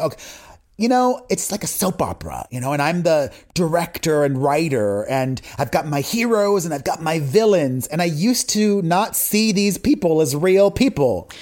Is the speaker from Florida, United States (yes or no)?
yes; Miami, Florida, United States; growing up in Miami in a Latino community and a religious community on top